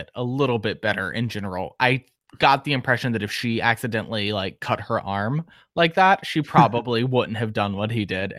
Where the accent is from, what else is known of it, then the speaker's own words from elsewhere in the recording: New York, United States; Like, we're a New York family because I am from New York.